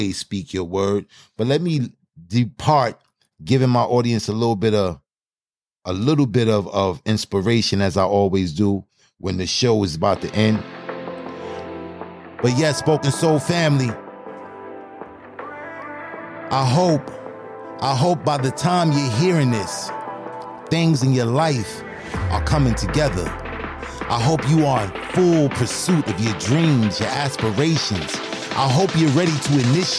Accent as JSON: {"language": "English", "town": "New York City", "region": "New York", "country": "United States", "accent": "Brooklyn", "said": "I'm in Brooklyn, New York. I'm straight from Brooklyn. You don't hear the Brooklyn in my voice"}